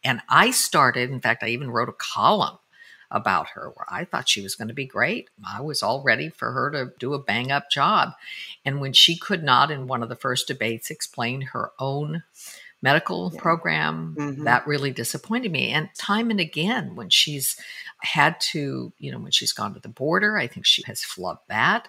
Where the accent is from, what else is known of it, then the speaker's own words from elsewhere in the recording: Denver, Colorado, United States; I used to ride bus number 15 when I was growing up in Denver, Colorado